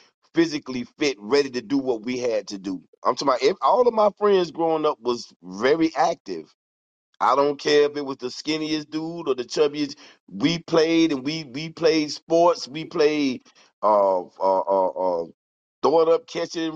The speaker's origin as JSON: {"language": "English", "town": "Fort Pierce", "region": "Florida", "country": "United States", "tie": "born or raised there", "said": "I'm from Fort Pierce, Florida, St. Lucie County"}